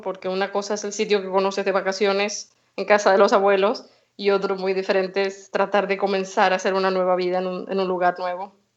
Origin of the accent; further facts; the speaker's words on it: Venezuela; also born or lived in Spain / Galicia / Germany / England; now in Stockholm, Sweden; Yo nací en Venezuela, mi madre es gallega, así que nos mudamos a España, estudié allí